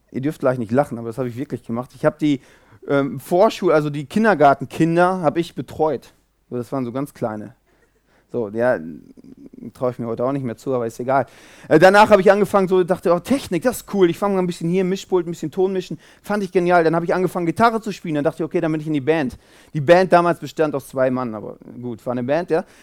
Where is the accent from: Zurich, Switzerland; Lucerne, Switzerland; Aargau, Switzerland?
Zurich, Switzerland; Ich komme aus Zürich.